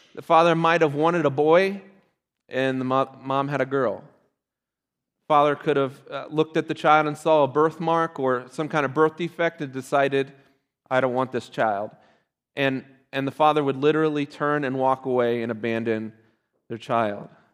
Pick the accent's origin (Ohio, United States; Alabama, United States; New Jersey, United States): Ohio, United States; I'm from Ohio